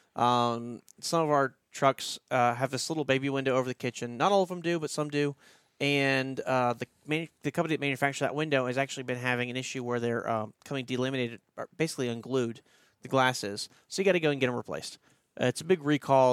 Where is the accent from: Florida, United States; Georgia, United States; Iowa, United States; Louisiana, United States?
Louisiana, United States; Baton Rouge; now in Dublin, Ohio, United States; we didn't have tornadoes growing up in Baton Rouge